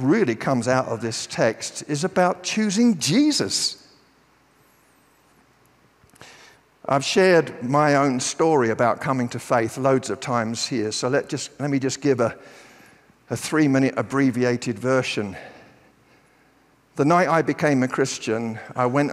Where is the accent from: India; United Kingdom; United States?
United Kingdom; I'm British